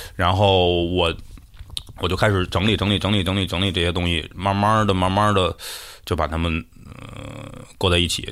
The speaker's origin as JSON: {"language": "Chinese", "country": "China", "also_born_or_lived": "United Kingdom", "said": "我们中国人"}